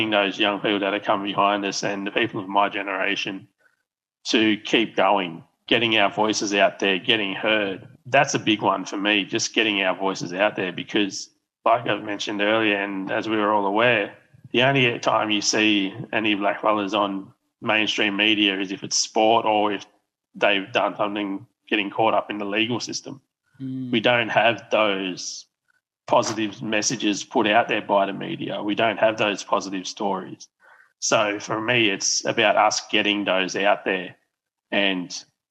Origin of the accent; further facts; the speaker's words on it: Moree, New South Wales, Australia; I grew up with growing in Moree